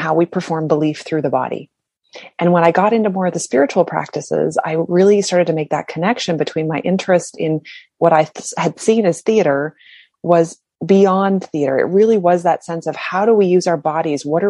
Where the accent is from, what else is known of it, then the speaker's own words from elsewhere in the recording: Canada; I'm from Canada